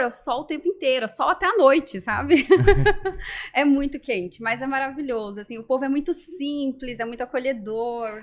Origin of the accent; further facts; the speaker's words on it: Rondônia, Brazil; also born or lived in Curitiba, Paraná; now in Florianópolis, Brazil; Eu fui criada em Rondônia